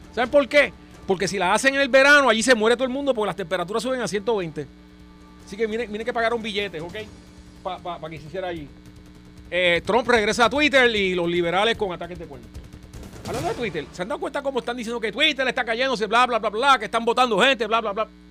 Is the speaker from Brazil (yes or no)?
no; Trujillo Alto, Puerto Rico; los dos somos de Trujillo